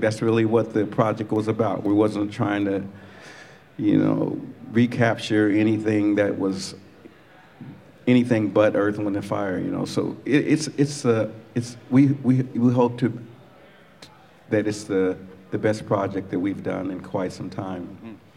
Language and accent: English; Colorado, United States; I'm from Colorado originally